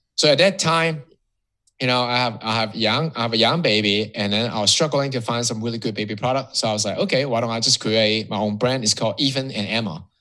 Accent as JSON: {"language": "English", "country": "Hong Kong", "tie": "born or raised there", "moved": "as an adult", "lives_now": "Miami, United States", "said": "I was born and raised in Hong Kong. So that um, I'll call myself Hong Kongese"}